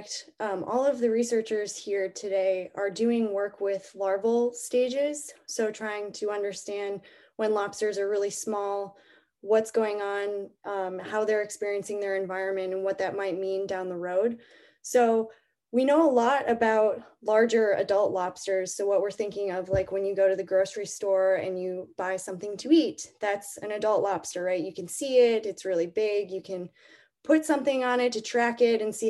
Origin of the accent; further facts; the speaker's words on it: Michigan, United States; moved away; also born or lived in Maine; I'm also from a non-coastal state. I grew up in Michigan